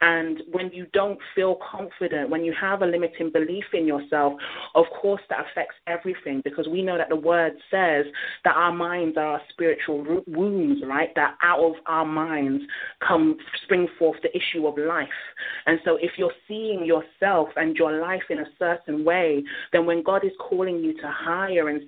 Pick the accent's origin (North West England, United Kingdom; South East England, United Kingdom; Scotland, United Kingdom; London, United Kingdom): London, United Kingdom; when I was growing up in London.